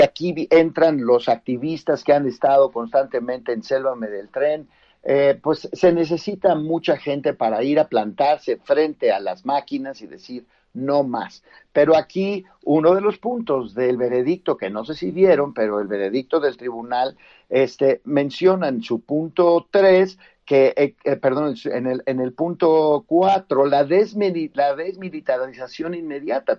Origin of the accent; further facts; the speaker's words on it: Mexico; como mexicanos